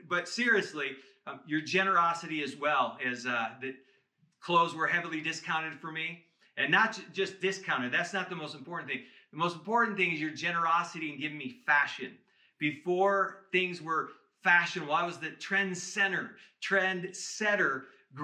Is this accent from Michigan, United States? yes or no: yes; Michigan, United States; I grew up in Michigan